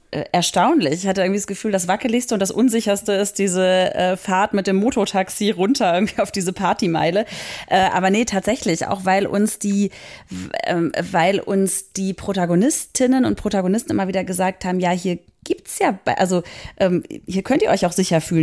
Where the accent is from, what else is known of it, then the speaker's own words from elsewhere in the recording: Germany; ich als Deutsche